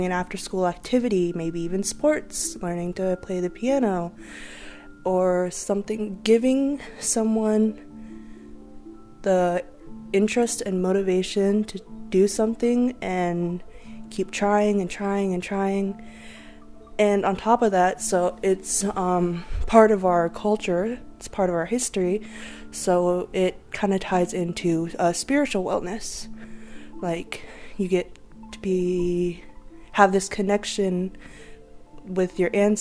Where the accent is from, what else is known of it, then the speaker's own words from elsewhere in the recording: Lummi, Washington, United States; I'm from Lummi, but I'm also Canadian, Blackfoot, and Filipino.